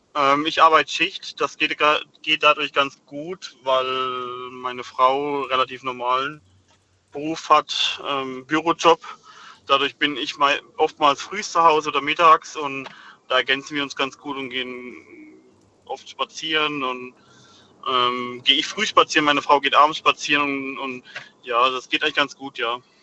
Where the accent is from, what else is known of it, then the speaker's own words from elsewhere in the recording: Rhineland-Palatinate, Germany; moved away; Ich komme gebürtig aus der Südpfalz